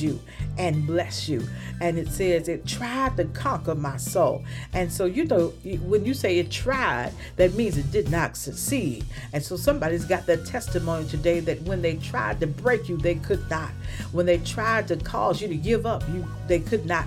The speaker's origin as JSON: {"language": "English", "region": "the South", "country": "United States", "tie": "born or raised there", "said": "when I was growing up in the South"}